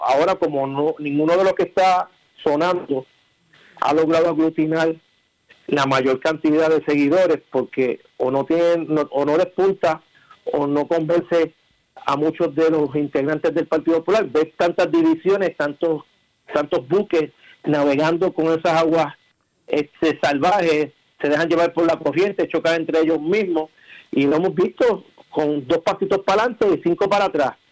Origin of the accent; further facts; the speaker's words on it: Puerto Rico; somos puertorriqueños, somos ciudadanos americanos